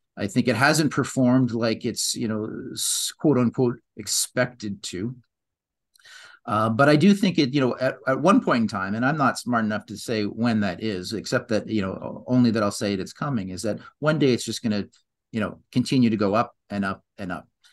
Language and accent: English; Canada; I'm Canadian